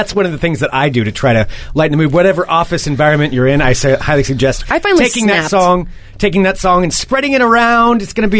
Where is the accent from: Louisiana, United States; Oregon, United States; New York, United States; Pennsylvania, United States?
Oregon, United States; Willamette Valley; now in Portland, United States; I guess I'd be a valley person because I came from the Willamette Valley.